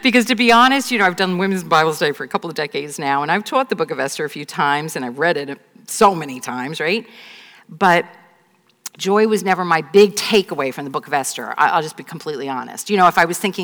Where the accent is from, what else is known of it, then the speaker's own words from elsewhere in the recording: right outside the Bronx, New York, United States; I grew up right outside the Bronx